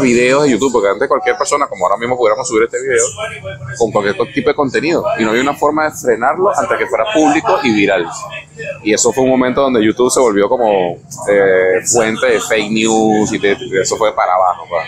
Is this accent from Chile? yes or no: no; Venezuela; moved away; also born or lived in Panama; como en mi país, el béisbol